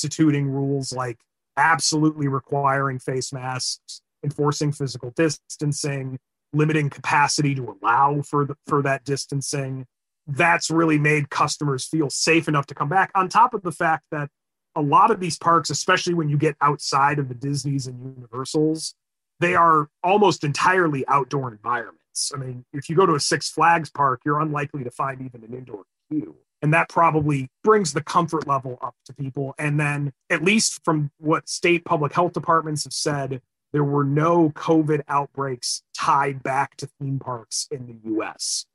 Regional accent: Illinois, United States; my home state of Illinois

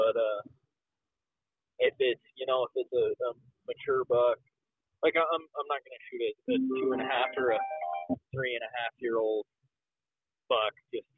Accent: Colorado, United States; both Caleb and I, we grew up in Colorado together.

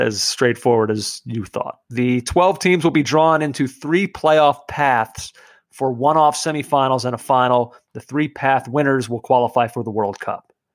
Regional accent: New York City, New York, United States; I'm from Brooklyn

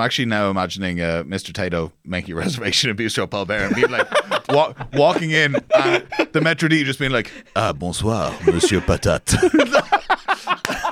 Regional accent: Dublin, Leinster, Ireland; we're all from Dublin

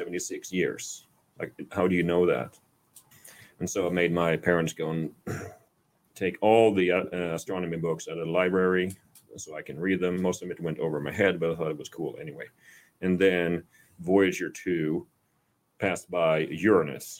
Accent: Sweden; accent: Swedish; moved away as an adult; also born or lived in Iowa, United States / Chicago, United States; now in Kerrville, United States; I am from Sweden. That's why I sound like this, like a Swedish chef

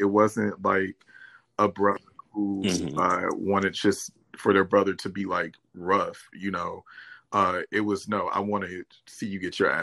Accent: Detroit, Michigan, United States; moved away as an adult; also born or lived in Dallas, Texas; now in Los Angeles, United States; I'm from Detroit, like I say, born and raised

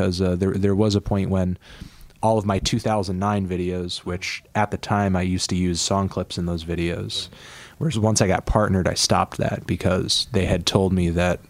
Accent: Connecticut, United States; I'm from Connecticut. I'm a New Englander. Through and through

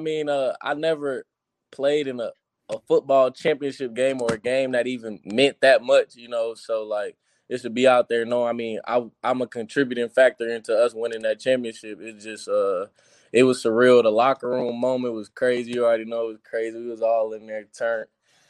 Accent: Orlando, Florida, United States; moved away as an adult; now in Indiana, United States; 407, I'm from Orlando, Florida. I live on the east side

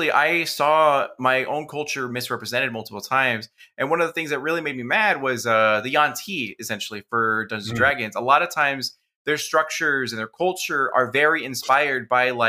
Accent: Phoenix, Arizona, United States; I am fourth generation Mexican American, you know, from Phoenix, Arizona

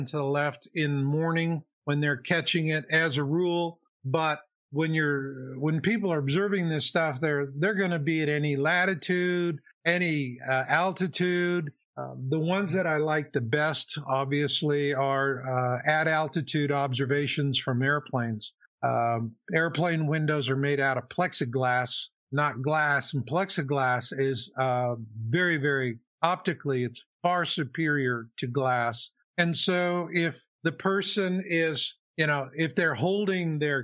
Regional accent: Phoenix, Arizona, United States; moved away as an adult; also born or lived in Texas / Houston / San Francisco / Santa Cruz; I grew up in Phoenix, Arizona, actually.

